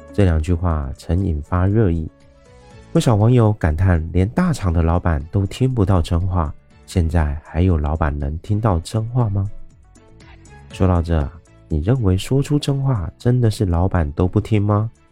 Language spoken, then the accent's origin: Chinese; Taiwan; 我是一位来自台湾喜欢旅行与热爱交朋友的